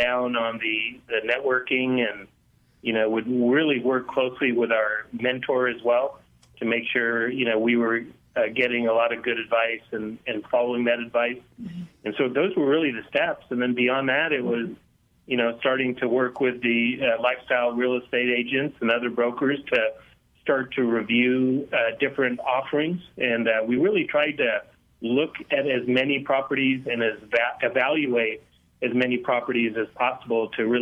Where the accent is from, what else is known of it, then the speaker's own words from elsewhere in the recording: Laramie, Wyoming, United States; I was born and raised in Laramie, Wyoming, so lived here all my life.